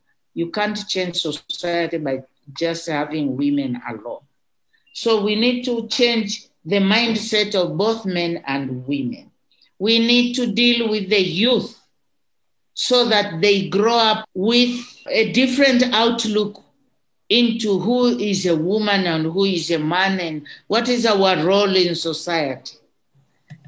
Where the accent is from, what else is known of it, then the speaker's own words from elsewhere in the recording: Moshi, Kilimanjaro, Tanzania; growing up in Kilimanjaro